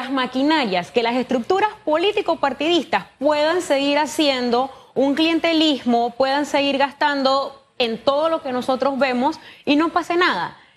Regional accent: Panama; como ciudadana, como panameña, hay temas que a mí me siguen haciendo ruido.

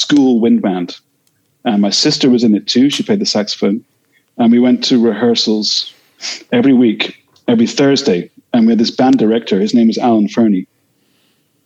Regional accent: Edinburgh, Scotland, United Kingdom; growing up in Edinburgh in the 80s

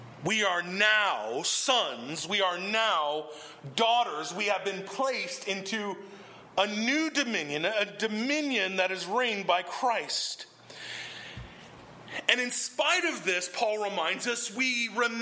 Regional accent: the South, United States; In the South, we have this expression

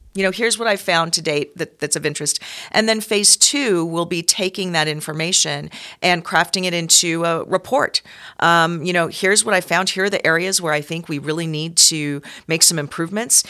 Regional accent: San Francisco Bay Area, California, United States; born or raised there; moved away as an adult; also born or lived in Seattle, Washington; now in Reno, United States

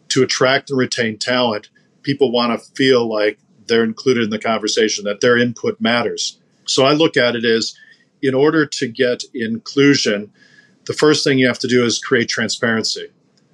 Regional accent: United States; especially as an American

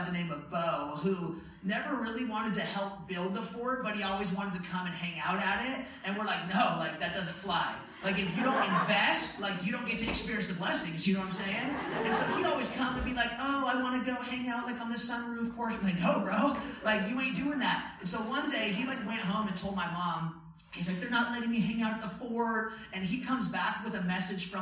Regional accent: Medford, United States; growing up in Medford, we had this tiny 3-bedroom, 1-bathroom house with 8 kids running around

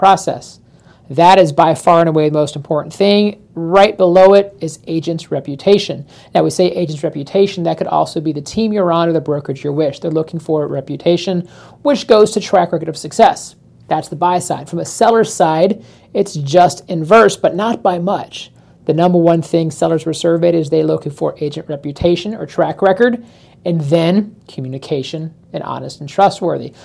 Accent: Florida, United States; also born or lived in Chicago, Illinois; born and raised in Florida, spent a stint in Chicago when I was a kid, so I've got some Chicago ties, but overall, most of my life has been here in Florida

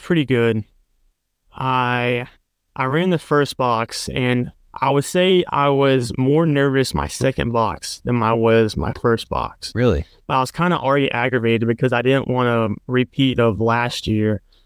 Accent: Perkinston, Mississippi, United States; I'm from Mississippi. It's near the coast in a town called Perkinston.

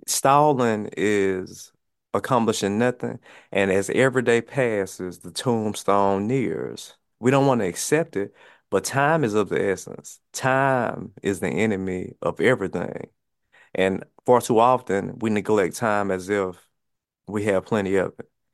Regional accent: Mississippi, United States; where I'm from, I'm from Mississippi, um, high poverty area

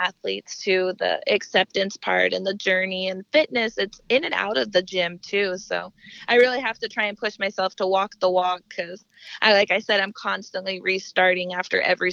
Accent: Denver, Colorado, United States; moved away as an adult; now in South Texas, United States; I was born and raised in Denver, Colorado, and now I've lived in South Texas probably for about 4 years

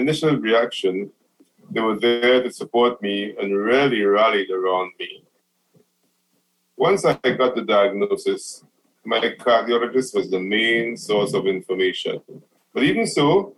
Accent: Trinidad & Tobago; moved away as an adult; now in New Orleans, United States; am originally from Trinidad and Tobago, which is a small country in the Caribbean

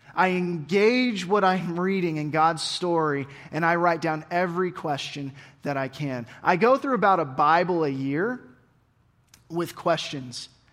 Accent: Oregon, United States; I grew up in Oregon

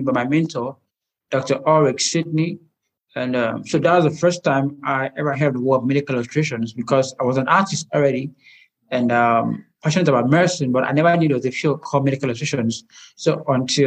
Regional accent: Nigeria; I'm a Nigerian medical illustrator

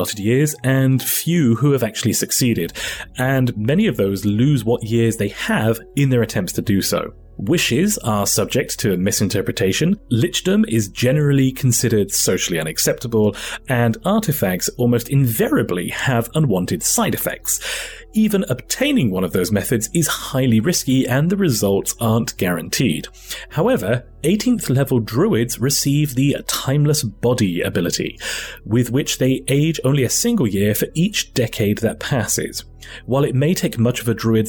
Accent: United Kingdom; As a Brit, we don't really have Thanksgiving over here

